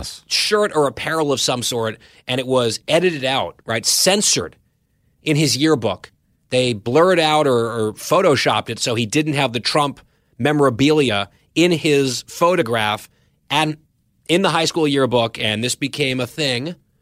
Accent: Saudi Arabia; born there; And he opened with that I was born in Saudi.

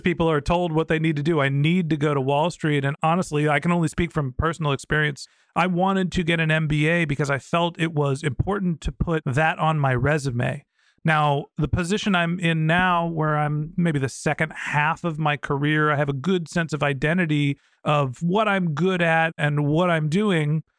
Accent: San Francisco Bay Area, California, United States; I grew up in the San Francisco Bay Area

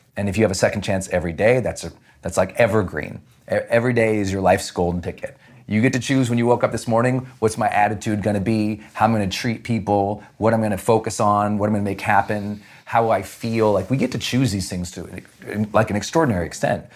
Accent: Montana, United States; Growing up in Montana, we just had nothing

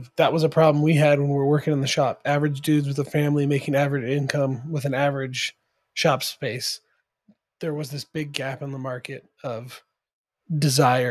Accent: California, United States; we're from California

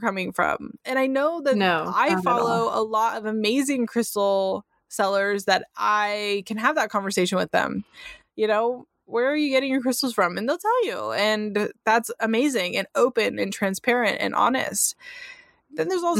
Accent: California, United States; first language English; I'm from California

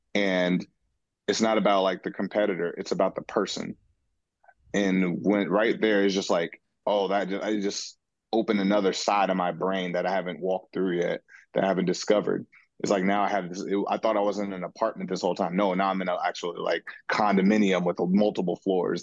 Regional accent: Seattle, Washington, United States; being in my hometown and my city

